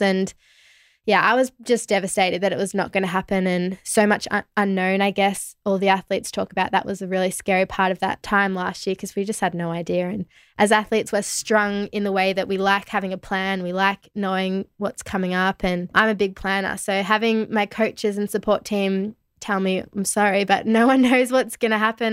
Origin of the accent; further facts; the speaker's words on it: Melbourne, Victoria, Australia; where I grew up in Melbourne